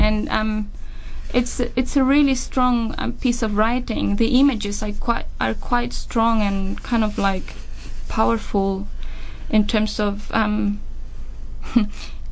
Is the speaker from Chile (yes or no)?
yes; Chile; moved away as an adult; now in New Zealand; I'm from Chile